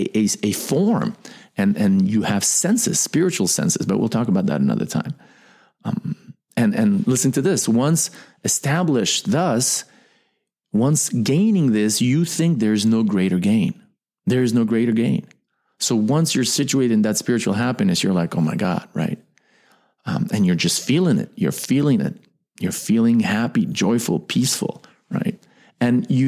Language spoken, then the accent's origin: English; United States; I am an American. I was born in America